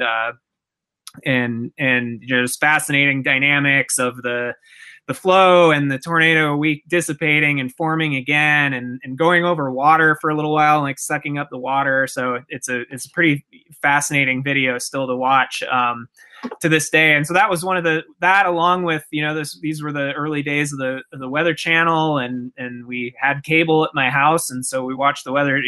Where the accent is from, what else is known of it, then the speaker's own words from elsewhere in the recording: Twin Cities area, Minnesota, United States; I grew up in Minnesota in the Twin Cities area